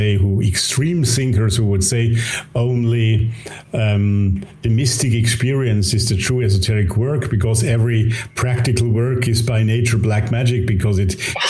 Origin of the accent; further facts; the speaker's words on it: Austria; my home country here, Austria